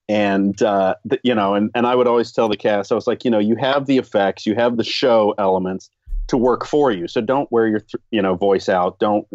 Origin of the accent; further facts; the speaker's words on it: Florida, United States; I grew up in Florida.